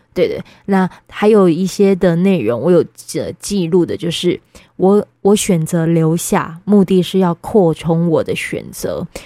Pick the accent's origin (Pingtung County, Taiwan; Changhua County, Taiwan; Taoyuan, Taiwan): Pingtung County, Taiwan; moved away; also born or lived in Kaohsiung; 宝仪在我的故乡